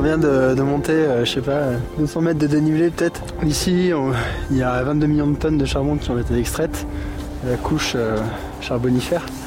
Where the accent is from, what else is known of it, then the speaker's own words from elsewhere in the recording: Sury-le-Comtal, Auvergne-Rhône-Alpes, France; moved away; also born or lived in Guadeloupe / Thailand; on a grandi à Suril-Comtal dans la Loire